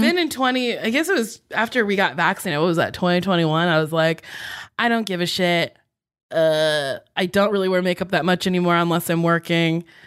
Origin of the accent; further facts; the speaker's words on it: East Coast, United States; I grew up on the East Coast